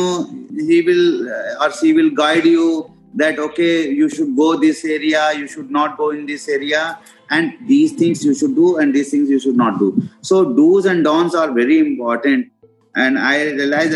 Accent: India; as an Indian

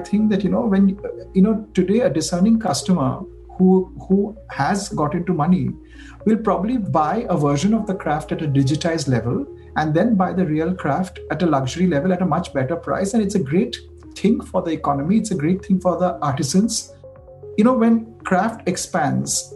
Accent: India; as an Indian designer

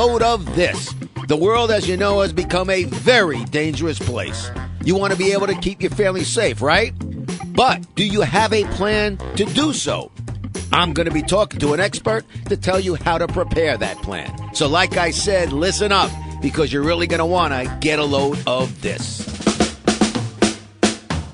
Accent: New York City, New York, United States; I grew up in Sheepshead Bay, Brooklyn.

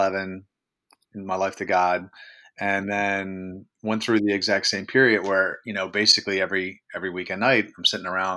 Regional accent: Baltimore, Maryland, United States; I'm organizing all these social events around my hometown of Baltimore City. Maryland.

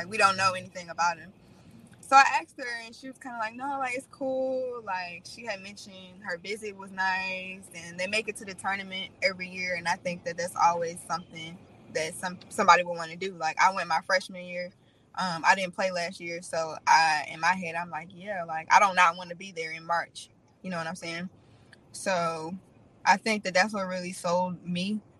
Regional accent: Hampton, Virginia, United States; My hometown. Hampton.

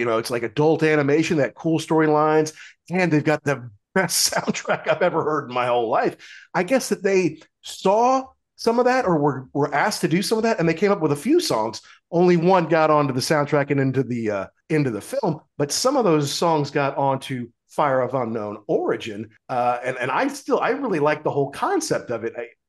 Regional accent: Midwest, United States; So I'm getting them on classic rock radio where I grew up in the Midwest.

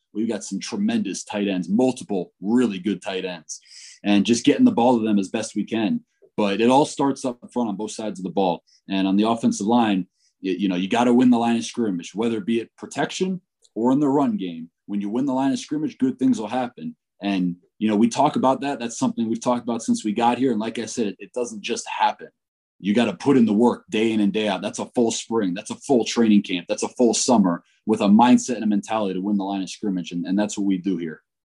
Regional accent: Northeast, United States; moved away as an adult; also born or lived in Florida / Ohio; now in Fort Collins, United States; I was born and raised in the Northeast

